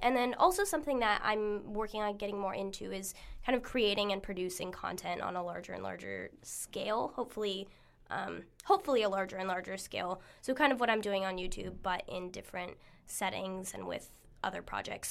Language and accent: English; Arizona, United States; moved away; where I grew up in Arizona